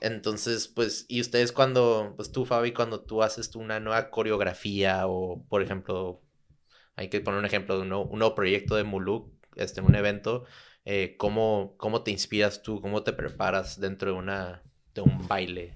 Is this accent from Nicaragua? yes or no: no; Tijuana, Baja California, Mexico; also born or lived in San Diego / Santa Cruz; crecí en Tijuana, nací en San Diego